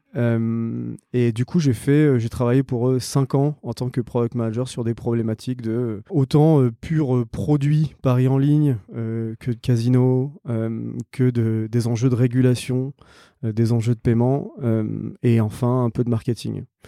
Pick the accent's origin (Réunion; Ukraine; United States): Réunion; moved away; je suis né, j'ai grandi à La Réunion